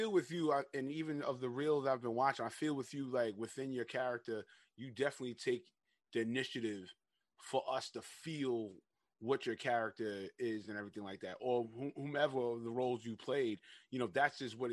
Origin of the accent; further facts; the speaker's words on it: New York, United States; I'm from New York